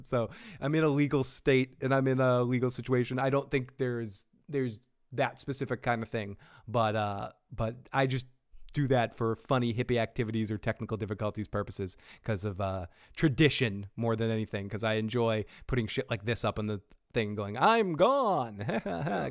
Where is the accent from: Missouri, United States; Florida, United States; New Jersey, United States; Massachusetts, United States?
Massachusetts, United States; Boston; I'm from Boston